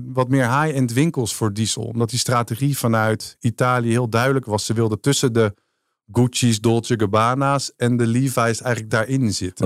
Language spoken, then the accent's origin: Dutch; North Holland, Netherlands; Als Noord-Hollander